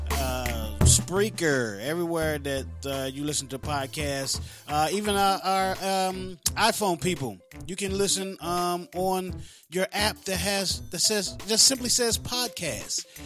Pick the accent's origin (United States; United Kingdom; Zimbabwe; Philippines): United States; Florence, South Carolina; I'm from Florence, South Carolina, brother. Florence, South Carolina